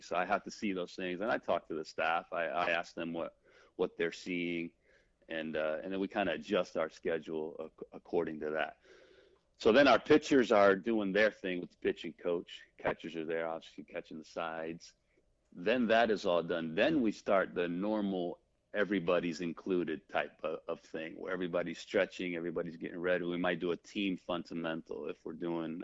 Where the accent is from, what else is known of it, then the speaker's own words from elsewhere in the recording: United States; being uh born here, being American, speaking English, speaking Spanish fluently